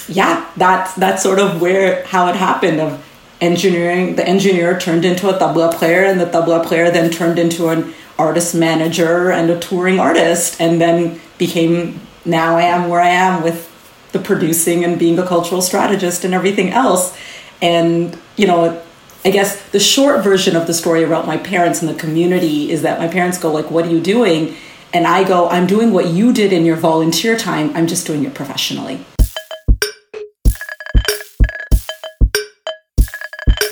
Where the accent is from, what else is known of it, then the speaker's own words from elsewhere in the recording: Toronto, Ontario, Canada; I was born and raised in Toronto